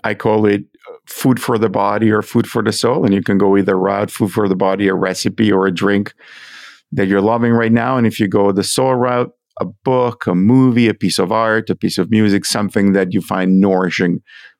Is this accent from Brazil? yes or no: no; Italy; moved away as an adult; now in United States; I grew up in Italy